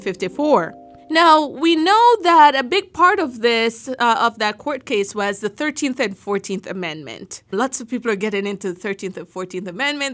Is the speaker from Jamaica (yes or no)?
yes; Jamaica; now in United States; growing up in Jamaica